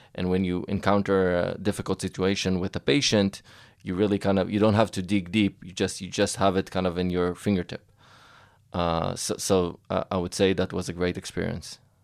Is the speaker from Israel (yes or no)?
yes; Israel; I grew up actually not far from here, in Atzeria, uh, by the beach